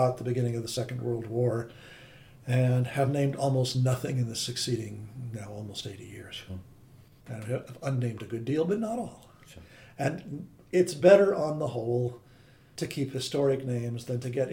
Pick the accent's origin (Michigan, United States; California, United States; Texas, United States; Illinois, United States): California, United States; Great Central Valley; I'm a Californian. I grew up in the Great Central Valley in a little farm town